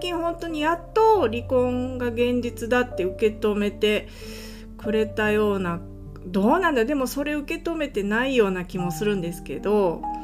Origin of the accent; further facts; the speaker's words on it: Japan; moved away as an adult; now in California, United States; 私の地元田舎なんで